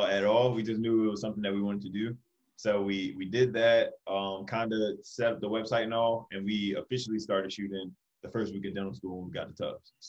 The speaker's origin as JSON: {"language": "English", "town": "Baltimore", "region": "Maryland", "country": "United States", "also_born_or_lived": "Atlanta, Georgia / Florida", "moved": "as an adult", "lives_now": "Boston, United States", "said": "I am originally from Baltimore, Maryland."}